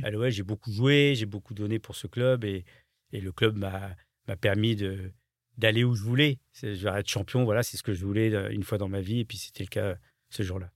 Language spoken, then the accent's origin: French; France; je suis français